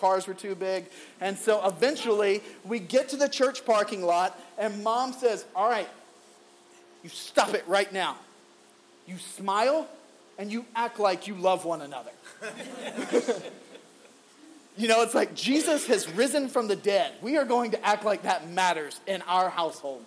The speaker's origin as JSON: {"language": "English", "region": "the Bible Belt South", "country": "United States", "tie": "born or raised there", "said": "Growing up in the Bible Belt South"}